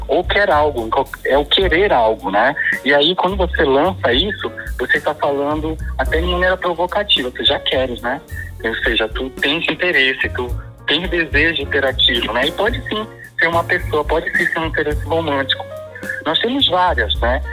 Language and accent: Portuguese; Pará, Brazil; a minha identidade enquanto paraense